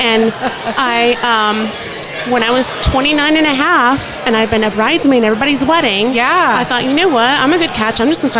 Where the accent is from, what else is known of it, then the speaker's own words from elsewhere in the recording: Dallas, Texas, United States; moved away as an adult; now in Corpus Christi, United States; Yes, I'm from Dallas. I grew up in Dallas.